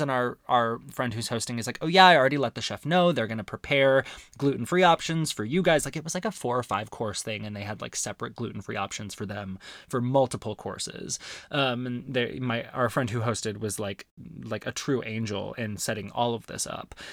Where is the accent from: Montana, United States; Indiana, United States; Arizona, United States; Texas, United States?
Arizona, United States; growing up in Arizona